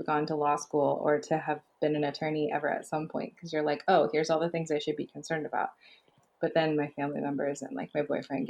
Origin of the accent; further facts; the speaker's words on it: Los Angeles, California, United States; also born or lived in East Coast; I came back home. I'm originally from Los Angeles.